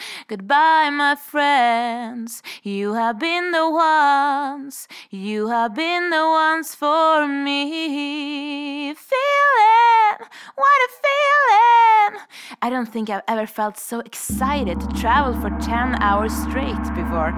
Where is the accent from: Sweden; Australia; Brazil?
Sweden; Stockholm, Stockholm County; moved away as an adult; now in Revelstoke, Canada; I'm a vagabond from Sweden, currently living the powder dream of Revelstoke